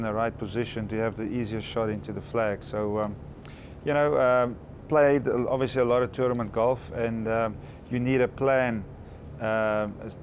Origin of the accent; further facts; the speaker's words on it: Johannesburg, Gauteng, South Africa; I grew up in Johannesburg, South Africa